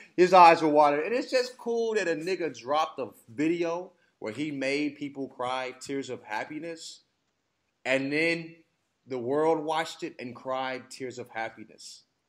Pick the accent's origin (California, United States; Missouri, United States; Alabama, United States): Alabama, United States; I grew up in Alabama